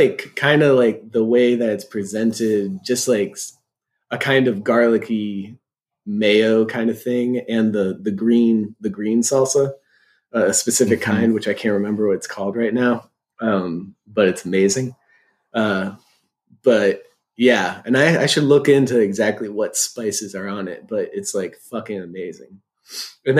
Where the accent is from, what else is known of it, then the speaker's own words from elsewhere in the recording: Silver Spring, Maryland, United States; in my hometown, Silver Spring, Maryland, there's this great place.